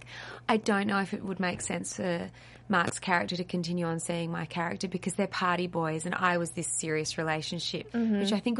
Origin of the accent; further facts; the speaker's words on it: Australia; accent: Australian; I'm really Australian